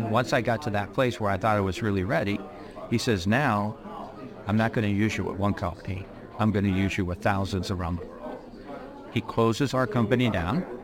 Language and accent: English; Newport Beach, California, United States; I was born and raised in Orange County, California. Newport Beach.